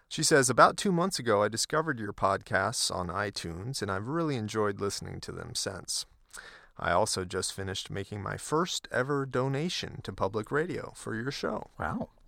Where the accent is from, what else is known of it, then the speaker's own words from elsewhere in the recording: Atlanta, Georgia, United States; moved away as an adult; now in Vienna, Austria; After six years in Austria, I'll be moving back to my hometown of Atlanta.